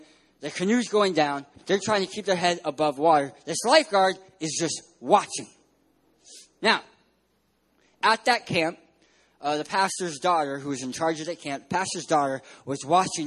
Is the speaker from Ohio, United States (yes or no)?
no; San Diego, California, United States; I'm from San Diego, California.